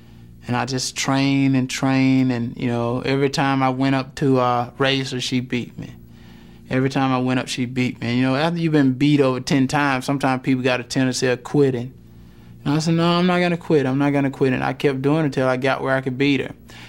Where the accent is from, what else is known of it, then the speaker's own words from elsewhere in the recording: Wrightsville, Georgia, United States; growing up in Wrightsville, Georgia, I don't have any money. I can barely rub two nickels together.